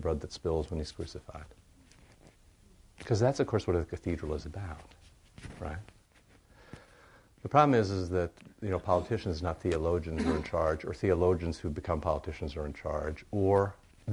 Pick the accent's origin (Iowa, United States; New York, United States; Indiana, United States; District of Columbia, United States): Iowa, United States; Cedar Rapids; moved away; I grew up in Cedar Rapids, Iowa